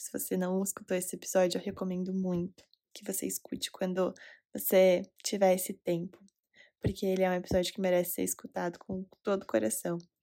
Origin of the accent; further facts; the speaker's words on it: Recife, Pernambuco, Brazil; now in Curitiba, Brazil; Recife, Pernambuco, minha cidade natal.